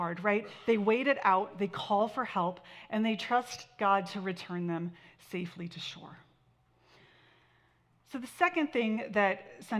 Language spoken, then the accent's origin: English; Santa Barbara, California, United States; My brother and I we grew up in Santa Barbara